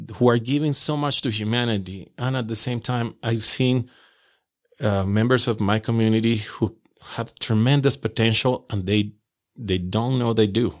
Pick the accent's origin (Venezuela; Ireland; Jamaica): Venezuela; moved away as an adult; now in Utah, United States; I'm originally from Venezuela